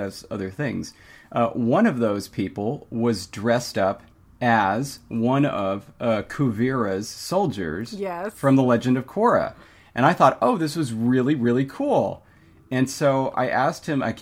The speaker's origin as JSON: {"language": "English", "region": "California", "country": "United States", "said": "I'm from California"}